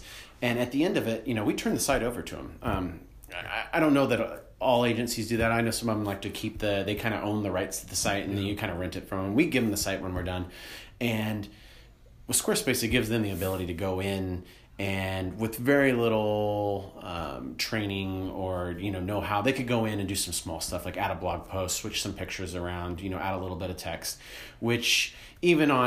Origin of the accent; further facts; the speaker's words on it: Kansas City, United States; also born or lived in St. Joseph, Missouri; I am from Kansas City, born and raised, been here my whole life, except for a short stint up in St. Joe